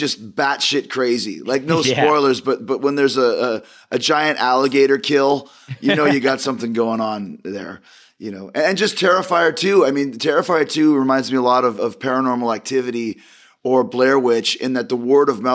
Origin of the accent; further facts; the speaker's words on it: Canada; I am Canadian